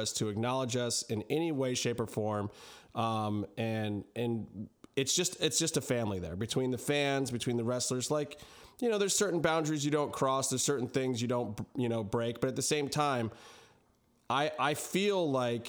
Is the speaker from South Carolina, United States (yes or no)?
no; Cleveland, Ohio, United States; I was born in Cleveland